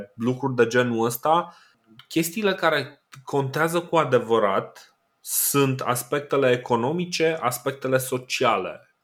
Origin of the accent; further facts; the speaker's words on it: Romania; noi suntem români